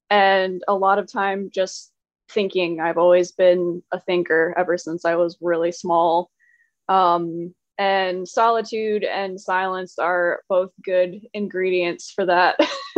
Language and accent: English; New York, United States; also born or lived in North Carolina / Pennsylvania; I was actually born in Western New York to parents. My parents were both Southerners. And I moved to North Carolina when I was 10. We were only here for, I think, a year, maybe 13 months. And then we moved to Pennsylvania and then back to Wes